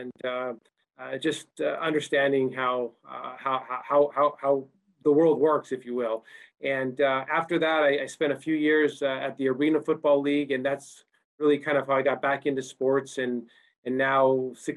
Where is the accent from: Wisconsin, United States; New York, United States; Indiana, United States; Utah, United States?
Utah, United States; I grew up in Utah